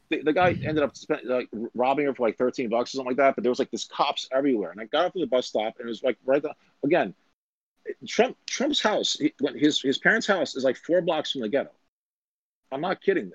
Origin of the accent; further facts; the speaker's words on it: New York, United States; I'm from New York